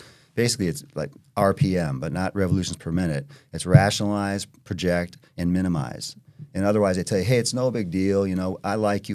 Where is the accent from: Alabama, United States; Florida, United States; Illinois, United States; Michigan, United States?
Illinois, United States; Chicago; moved away; also born or lived in California; Chicago, my hometown